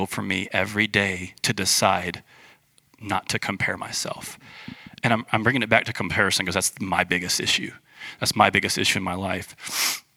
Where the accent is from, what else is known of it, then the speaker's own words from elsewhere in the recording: United States; we're American